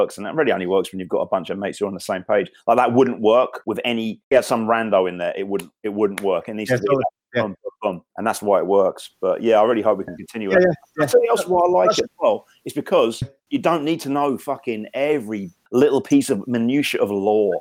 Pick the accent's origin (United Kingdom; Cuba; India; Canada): United Kingdom; Thanet, South East England; moved away; I'm from Thanet, which is unarguably the scabby knuckle of this country